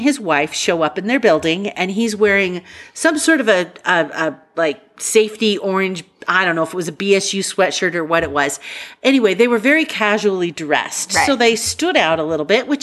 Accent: Nampa, Idaho, United States; now in Boise, United States; We grew up in Nampa

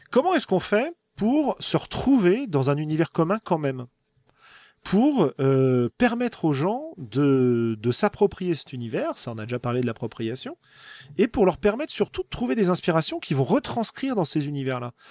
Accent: Bourgogne-Franche-Comté, France; accent: rural Burgundy; Ça se trouve, mon accent paysan du fin fond de la Bourgogne, en roulant les airs, etc., dans ma station spatiale, ça va faire un petit peu, un petit peu pourri, quoi.

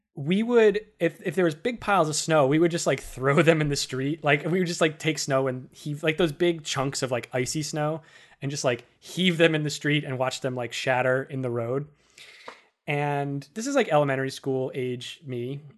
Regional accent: Worcester, Massachusetts, United States; born or raised there; moved away as an adult; also born or lived in Boston; now in New York City, United States

